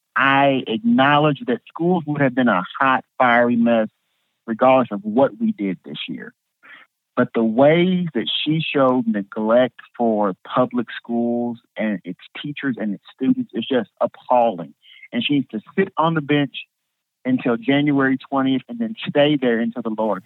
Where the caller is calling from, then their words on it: Newnan, Georgia, United States; I am calling from Noonan, Georgia, right outside of Atlanta.